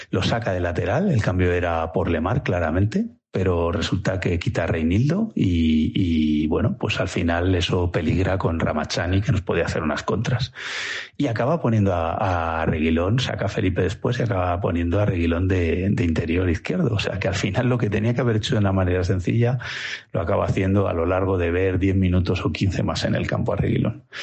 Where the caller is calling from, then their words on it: Villanueva de la Cañada, Community of Madrid, Spain; de Villanueva de la Cañada.